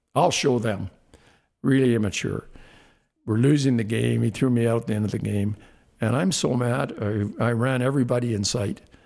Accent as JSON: {"language": "English", "town": "Saskatoon", "region": "Saskatchewan", "country": "Canada", "tie": "born or raised there", "said": "growing up in Saskatoon, basically, I'm a little guy from a little place"}